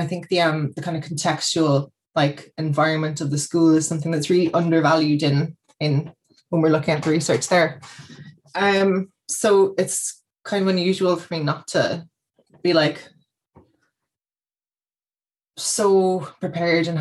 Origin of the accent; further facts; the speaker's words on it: Kerry, Munster, Ireland; moved away as an adult; now in Cork, Ireland; I've been living in Cork about 10-ish years. I'm from Kerry originally